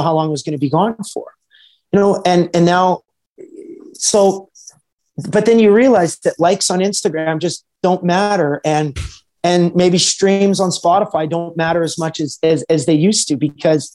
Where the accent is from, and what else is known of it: Edmonton, Alberta, Canada; born or raised there